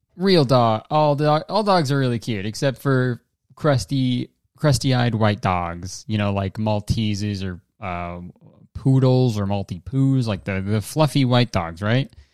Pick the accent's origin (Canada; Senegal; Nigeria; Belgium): Canada; I'm a Canadian.